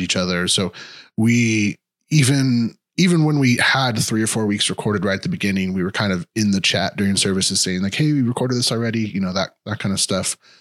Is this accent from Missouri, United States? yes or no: yes; Kansas City, Missouri, United States; I am from Kansas City.